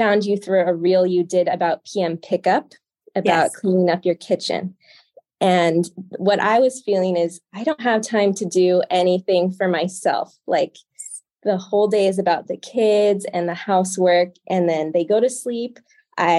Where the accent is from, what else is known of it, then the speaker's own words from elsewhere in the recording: California, United States; also born or lived in Washington State; now in Washington, United States; I'm from California, but I'm living in Washington State right now.